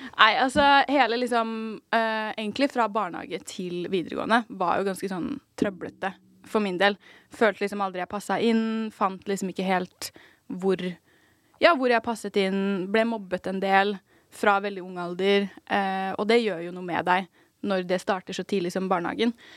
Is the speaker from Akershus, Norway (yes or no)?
yes; Asker, Akershus, Norway; also born or lived in Lier; jeg er jo født og oppvokst i Asker